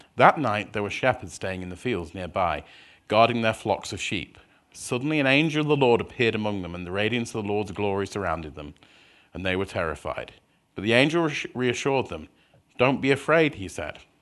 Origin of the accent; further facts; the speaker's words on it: Scunthorpe, Yorkshire and the Humber, United Kingdom; moved away as an adult; now in Minnesota, United States; I was born in a town in the north of England, which most people haven't heard of, which is a place called, uh, Scunthorpe.